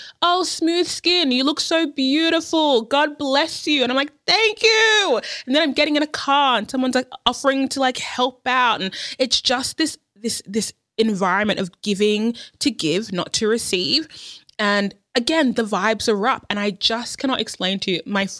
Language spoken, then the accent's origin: English; Australia; born there; I've been there heaps. Like, born in Australia.